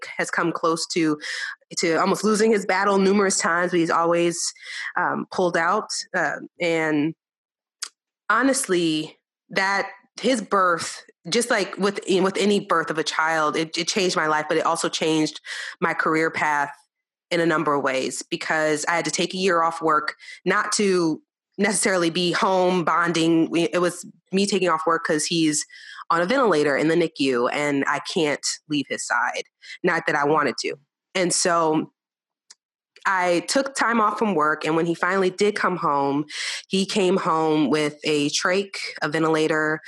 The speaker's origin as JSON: {"language": "English", "town": "New Orleans", "region": "Louisiana", "country": "United States", "moved": "yes", "lives_now": "Texas, United States", "said": "I was very Southern. I'm from New Orleans. That's my home. And I live in Texas"}